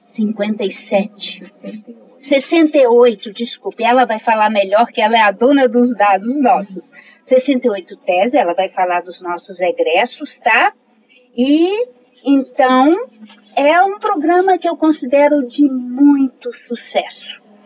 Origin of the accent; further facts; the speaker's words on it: Minas Gerais, Brazil; moved away as an adult; now in Maceió, Brazil; Sou mineira